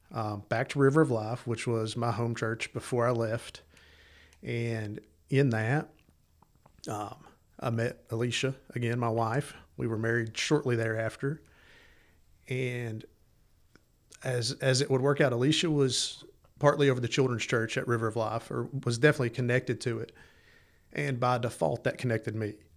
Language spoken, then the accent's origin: English; East Tennessee, United States; also born or lived in Los Angeles, California; I was born in East Tennessee